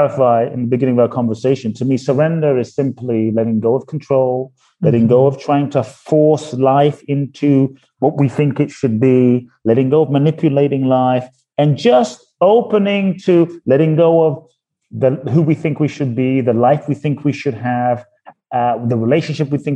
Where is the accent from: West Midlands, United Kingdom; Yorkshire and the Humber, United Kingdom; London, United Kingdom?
London, United Kingdom; born or raised there; also born or lived in Ghana